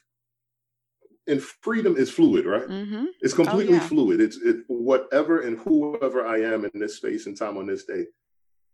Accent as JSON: {"language": "English", "town": "New York City", "region": "New York", "country": "United States", "tie": "born or raised there", "also_born_or_lived": "Brooklyn", "said": "I'm from the Bronx growing up and I'm going to school in Brooklyn"}